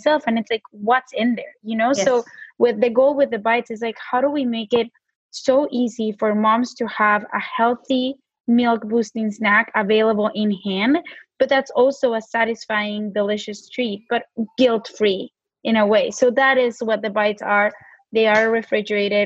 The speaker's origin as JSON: {"language": "English", "country": "Mexico", "accent": "Mexican", "said": "my Mexican accent comes out sometimes"}